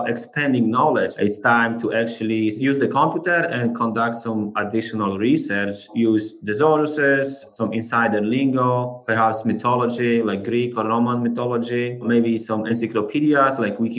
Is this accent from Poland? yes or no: yes; Poland; moved away; I'm originally from Poland.